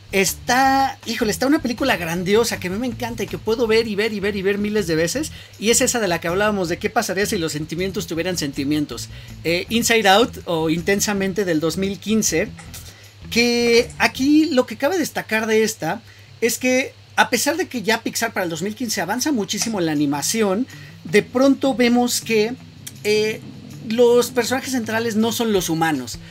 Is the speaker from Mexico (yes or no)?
yes; Mexico; nosotros como mexicanos